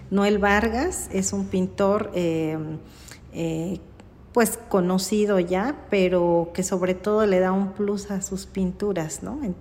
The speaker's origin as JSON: {"language": "Spanish", "town": "Mitla", "region": "Oaxaca", "country": "Mexico", "said": "… es señora …. Ajá, en Zapoteco"}